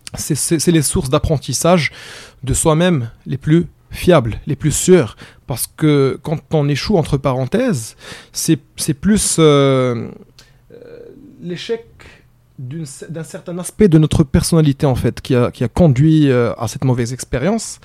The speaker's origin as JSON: {"language": "French", "country": "Morocco", "also_born_or_lived": "Egypt", "said": "je suis marocain"}